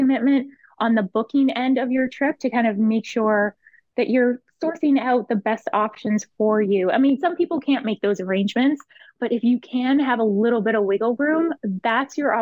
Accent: Canada; as a Canadian traveler

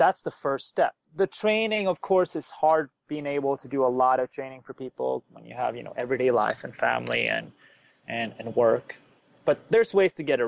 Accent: Sweden; moved away as an adult; now in United States; I'm originally from Sweden. I moved to the U.S. to do science

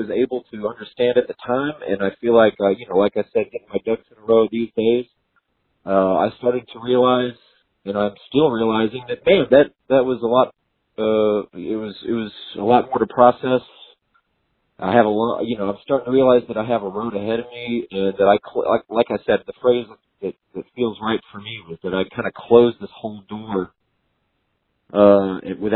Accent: Texas, United States; I was born and raised in Texas, and you know, I'm still here in Texas

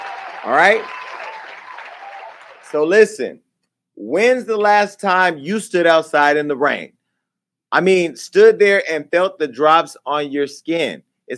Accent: Stockton, California, United States; Sutter Street is my hometown, Stockton. You know, I always represent.

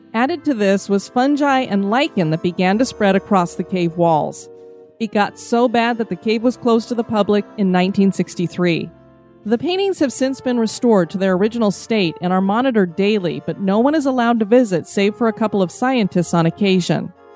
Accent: Florida, United States; I'm from Florida

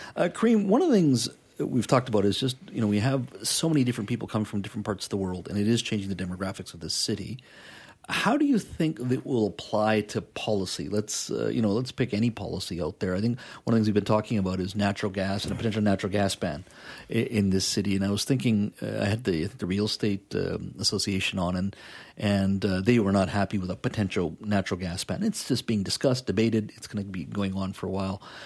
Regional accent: Canada; also born or lived in India / China; I'm proudly Canadian

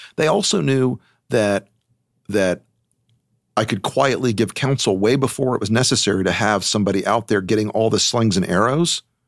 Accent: United States; as an American

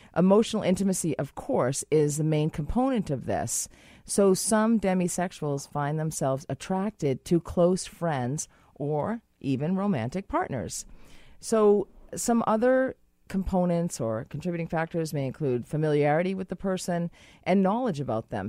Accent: Boston, Massachusetts, United States; now in Canada; I'm from Boston

